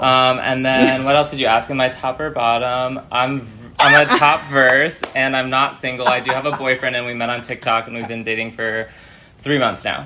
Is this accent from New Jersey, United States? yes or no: no; New York City area, United States; also born or lived in Danbury, Connecticut / Manhattan / Las Vegas; now in Los Angeles, United States; I live in Los Angeles, California, but I'm originally from the New York City area